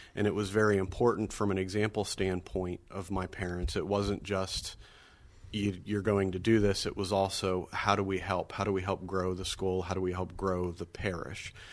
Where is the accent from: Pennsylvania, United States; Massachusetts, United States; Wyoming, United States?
Pennsylvania, United States; Erie; now in Sewickley, United States; growing up at St. James in Erie, my four siblings, my mother and father, and I were all very involved in all aspects of the parish and school life